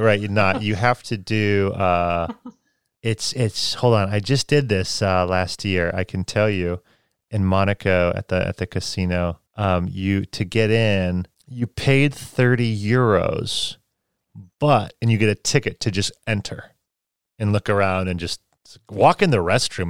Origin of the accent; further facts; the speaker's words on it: United States; also born or lived in China; I'm, I'm from the United States